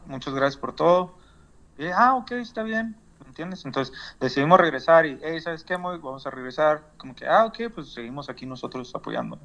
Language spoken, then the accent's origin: Spanish; northern Mexico, Mexico; now in United States; porque soy ciudadano mexicano, tenía que comprobarle a ellos que yo era mexicano y estaba volando a mi país